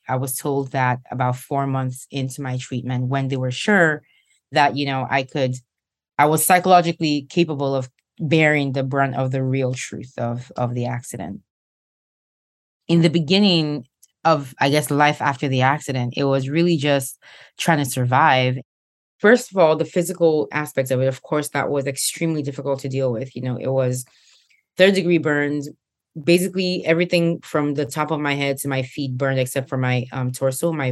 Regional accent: Nigeria; moved away; back in Nigeria, my home country. I was a senior in high school at the time

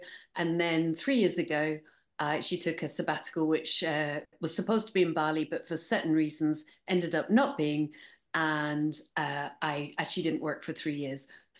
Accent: Scotland, United Kingdom; accent: English; now in Bristol, United Kingdom; So I'm actually Scottish, although I sound English. And I live part in Bristol and part in Barcelona.

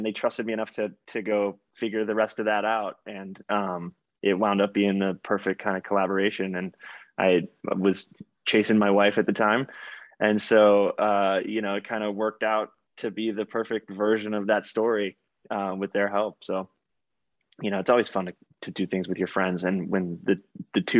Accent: Texas, United States; I grew up in Texas

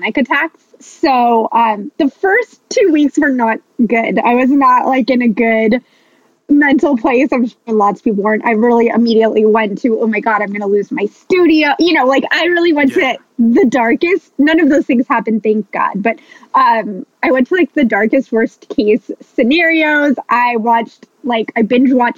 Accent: Los Angeles, California, United States; now in Santa Barbara, United States; I'm from Los Angeles originally

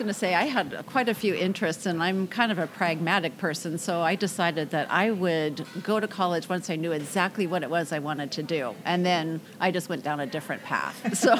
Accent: Kirkland, Washington, United States; I lived in Kirkland, Washington, was raised there and graduated from Lake Washington High School.

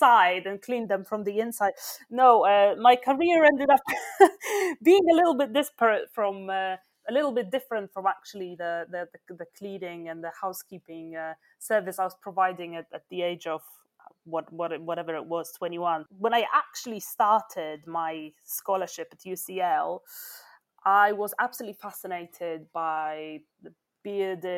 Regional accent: Krakow, Lesser Poland, Poland; now in London, United Kingdom; I was born in Krakow

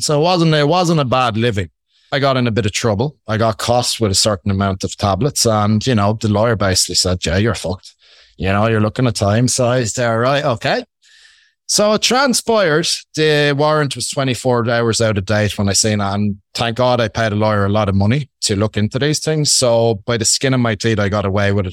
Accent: Ireland; accent: Irish; I'm Irish. I hope you can get that from my Irish accent.

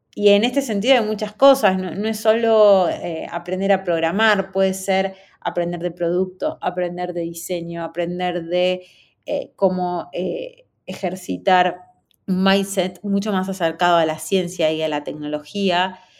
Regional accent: Argentina; Yo soy de Argentina, estudié en una universidad de tecnología en Buenos Aires

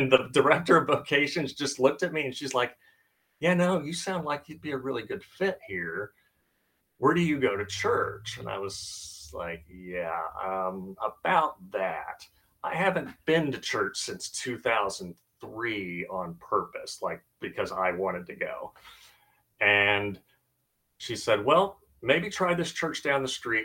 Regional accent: Blue Ridge, Texas, United States; also born or lived in Missouri; when we moved from Missouri to Texas, I joined the First Baptist Church of Blue Ridge in Blue Ridge, Texas

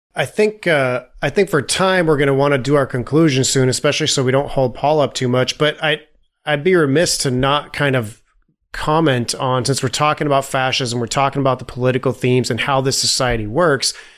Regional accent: Italy; moved away; I grew up in Italy

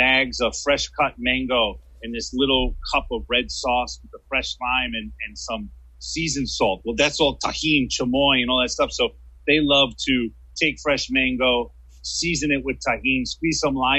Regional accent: New York City, New York, United States; moved away; also born or lived in Miami, Florida; I remember when I lived in Miami, having mango trees in the backyard. It was like when I grew up in New York, I had an apple tree in the backyard.

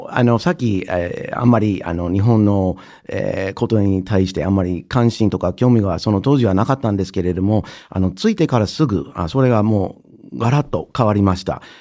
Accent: Indiana / Michigan, Midwest, United States; Japanese is a second language; moved away as an adult; also born or lived in Wisconsin, United States / Japan; 私はアメリカの中西部の人です。。あの生まれたのがインディアナ州のはい、あの北の方にある小さい大学の町なんですけれども、えー、中学校高学年の時にあのミシガン州に引っ越して、でまたミシガン州に、えー、大学院に入るために戻って

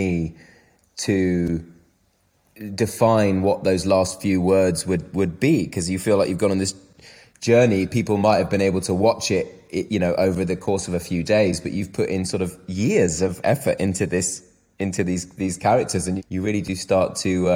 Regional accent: United Kingdom; I'm very British.

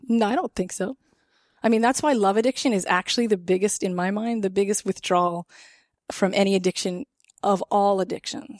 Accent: Canada; as a Canadian

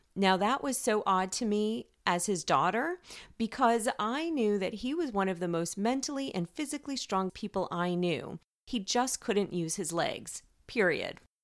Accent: New York, United States; accent: New York; moved away as an adult; now in California, United States; I was a New Yorker for the first 30 years of my life, and I kid you not, for the first few years, primarily when my accent was still pretty strong

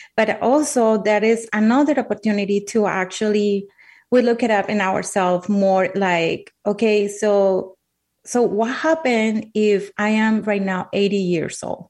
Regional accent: Colombia; English is a second language; moved away; I'm from Colombia. Uh, English is my second language.

